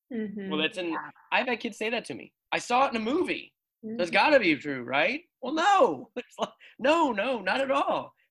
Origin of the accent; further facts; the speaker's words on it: Phoenix, Arizona, United States; I'm from Phoenix